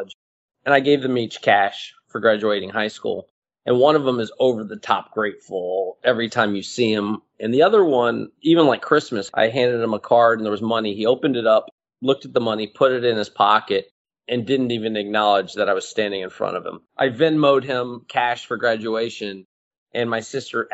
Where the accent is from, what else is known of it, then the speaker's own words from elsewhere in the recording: Houston, Texas, United States; moved away as an adult; now in New York City, United States; Houston, which is my hometown.